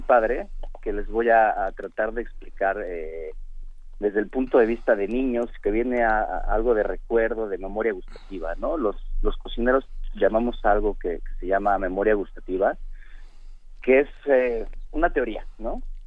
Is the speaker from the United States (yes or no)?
no; Mexico